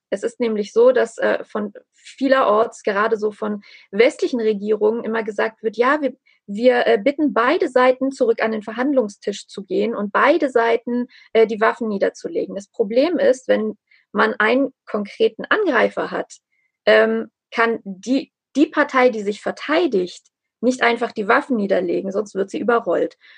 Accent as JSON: {"language": "German", "country": "Armenia", "said": "einfach um mein, mein Heimatland, also auch um Nachbarn, um Freunde, auch um Menschen, die ich nicht kenne. Denn diese ganze ähm, diese ganze Geschichte Armeniens und äh, sozusagen der armenischen Ethnie"}